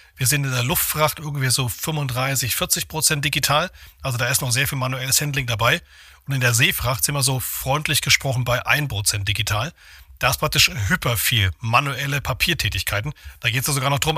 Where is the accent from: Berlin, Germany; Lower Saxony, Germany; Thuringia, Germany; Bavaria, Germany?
Thuringia, Germany; moved away; Ich selbst bin äh, geborener Thüringer, also ich mache immer so schön hier Aufbau West